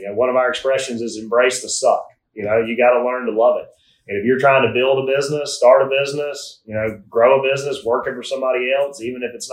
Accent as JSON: {"language": "English", "region": "South Alabama", "country": "United States", "tie": "born or raised there", "said": "as a 10-year-old growing up in South Alabama"}